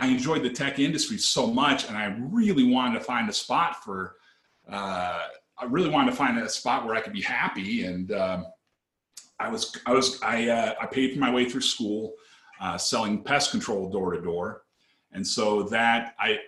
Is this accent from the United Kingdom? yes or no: no; Seattle, Washington, United States; I grew up in the Northwest, grew up in the Seattle area